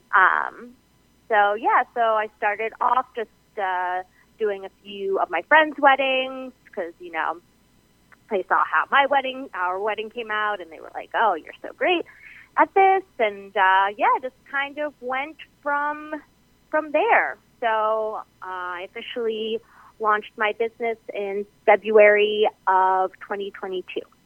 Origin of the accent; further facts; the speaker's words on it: New Jersey, United States; now in Hudson Valley, New York, United States; I grew up in New Jersey and I now live in Hudson Valley, New York